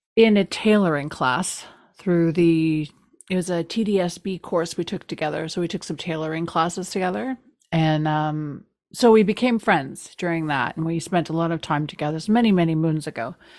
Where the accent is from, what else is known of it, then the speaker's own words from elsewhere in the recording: East Coast, Canada; now in Toronto, Canada; I'm from the East Coast. I live in the East End.